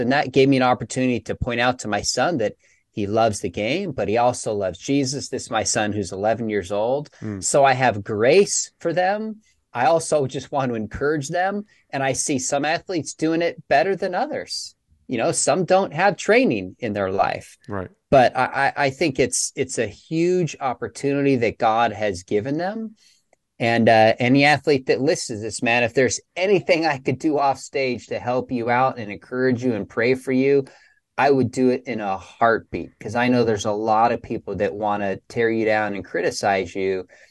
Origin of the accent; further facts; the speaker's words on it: Dallas, Texas, United States; I'm from Dallas